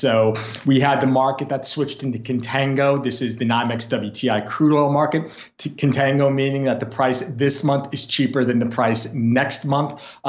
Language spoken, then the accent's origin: English; Philadelphia, Pennsylvania, United States; right here in my hometown, Philadelphia, the once great epicenter of the East Coast refinery, we've lost 55% of our refinery capacity. So 3 years ago, we had a refinery in South Philly